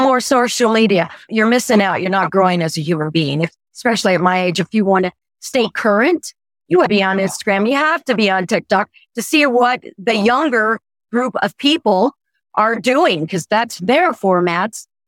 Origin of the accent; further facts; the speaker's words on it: Oklahoma, United States; moved away; I'm from Oklahoma